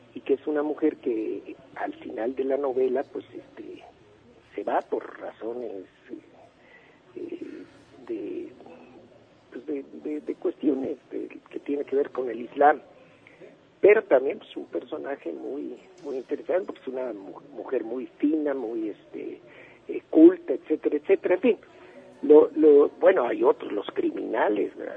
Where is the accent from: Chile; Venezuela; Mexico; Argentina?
Mexico